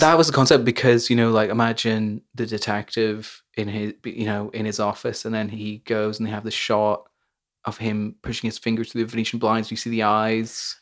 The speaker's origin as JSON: {"language": "English", "region": "Northern Ireland", "country": "United Kingdom", "tie": "born or raised there", "said": "growing up in Northern Ireland"}